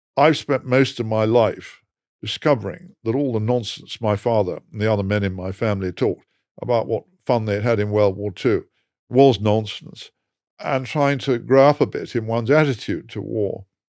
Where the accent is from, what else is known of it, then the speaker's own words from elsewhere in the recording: England, United Kingdom; I'm English